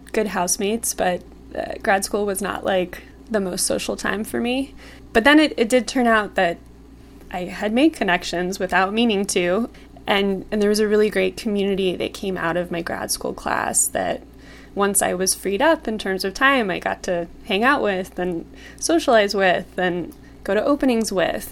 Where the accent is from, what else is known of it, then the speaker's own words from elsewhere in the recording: Pasadena, California, United States; moved away as an adult; also born or lived in Brooklyn, New York; now in San Francisco, United States; I grew up in Altadena and Pasadena down in Los Angeles, California